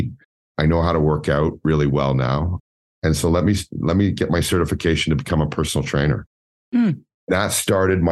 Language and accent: English; Scarborough, Ontario, Canada; I grew up in Scarborough, single parent